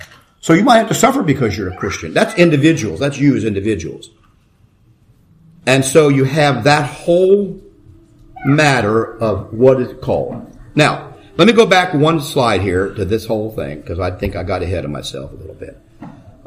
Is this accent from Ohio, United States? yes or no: yes; Ohio, United States; moved away; I grew up in Ohio